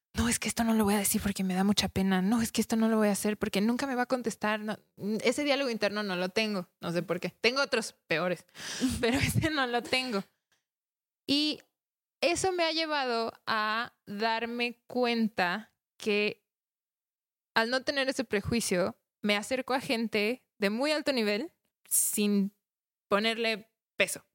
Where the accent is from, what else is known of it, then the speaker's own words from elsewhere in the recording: Mexico; nosotros mismos como mexicanos